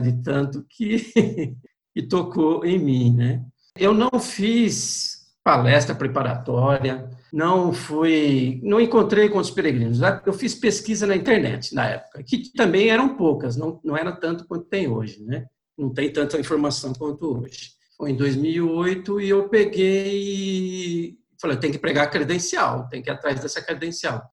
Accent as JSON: {"language": "Portuguese", "town": "Lins", "region": "São Paulo", "country": "Brazil", "tie": "born or raised there", "also_born_or_lived": "Birigui / Goiânia", "moved": "as an adult", "lives_now": "São Paulo, Brazil", "said": "eu sou nascido na cidade de Birigui, no interior de São Paulo, mas eu fui criado em Lins até os 23 anos de idade."}